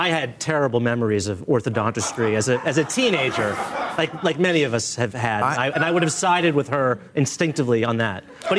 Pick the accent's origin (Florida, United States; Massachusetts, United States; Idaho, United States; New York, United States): Massachusetts, United States; I'm from Massachusetts, and we used to refer to New Hampshire as Kentucky in New England.